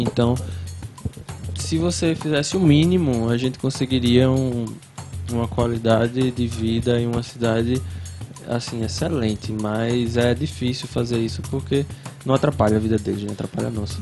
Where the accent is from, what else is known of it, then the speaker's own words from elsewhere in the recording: Vitória de Santo Antão, Pernambuco, Brazil; Lagoa Redonda, que também nem existe mais o bairro onde eu cresci